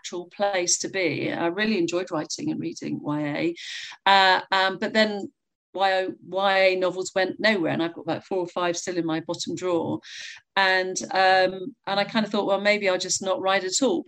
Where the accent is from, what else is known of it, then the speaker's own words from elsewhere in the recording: North Devon, South West England, United Kingdom; I'm from North Devon and I live here now